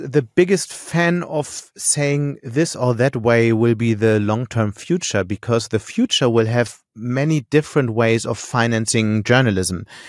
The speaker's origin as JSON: {"language": "English", "region": "Hamburg", "country": "Germany", "also_born_or_lived": "Munich", "moved": "as an adult", "lives_now": "Düsseldorf, Germany", "said": "I'm from Hamburg"}